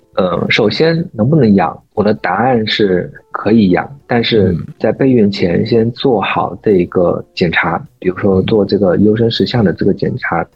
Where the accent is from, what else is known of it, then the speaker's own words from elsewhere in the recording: China; 我们中国人